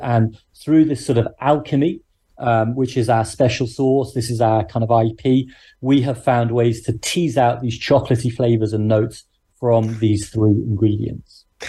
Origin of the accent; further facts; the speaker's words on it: Birmingham, West Midlands, United Kingdom; I grew up in a what's now a big city called Birmingham